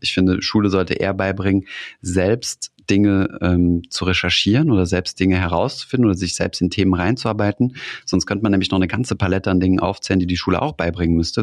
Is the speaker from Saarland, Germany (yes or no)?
yes; Saarland, Germany; ich komme aus dem Saarland